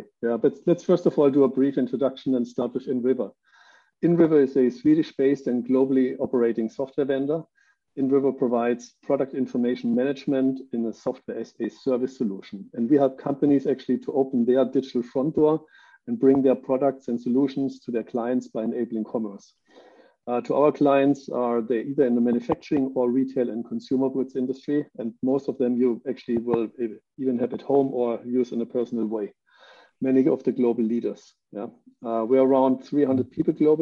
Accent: Germany; moved away as an adult; I'm living right now for the second time outside of Germany, which is my home country.

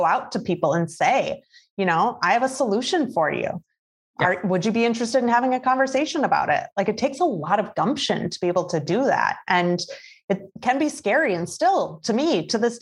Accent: Midwest, United States; I grew up in the Midwest. So like I, you know, my hometown was surrounded by cornfields.

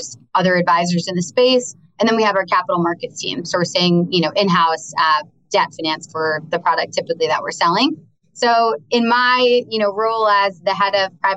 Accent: New York, United States; I'm from New York. Most of my very small circle of close friends live in the city. My family's out on Long Island

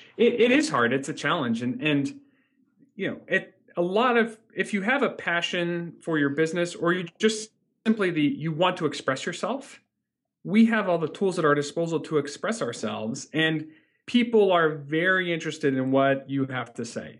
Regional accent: Northeast Ohio, United States; I grew up in Northeast Ohio.

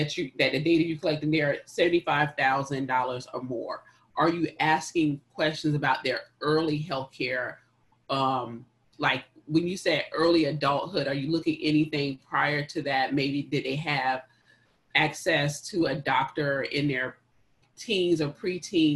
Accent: South Carolina, United States; we're from South Carolina, where we have like 30% of our population

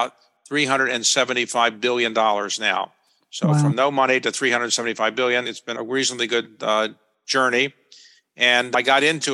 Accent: Baltimore, Maryland, United States; moved away as an adult; also born or lived in Durham, North Carolina / Chicago / New York; I grew up in Baltimore

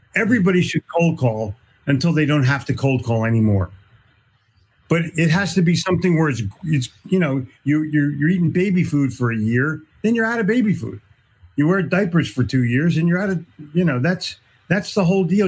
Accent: Philadelphia, Pennsylvania, United States; I'm from Philly

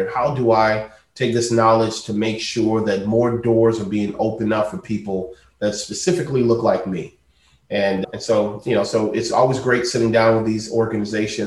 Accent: Spring Lake, North Carolina, United States; I grew up, you know, in a small town in North Carolina

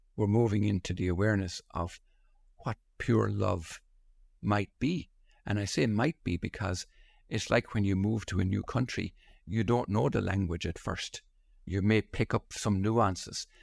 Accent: Ireland; being born and raised in Holy Catholic Ireland

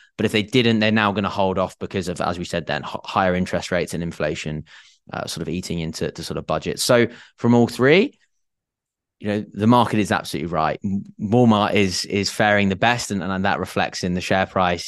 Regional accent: England, United Kingdom; I am English

